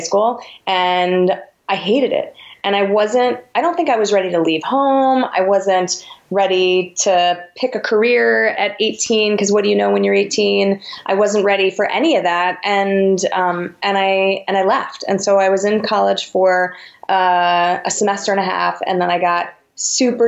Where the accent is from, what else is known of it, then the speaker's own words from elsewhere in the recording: Westchester, New York, United States; I grew up in New York, in the burbs, right outside the city, 20 minutes outside of Manhattan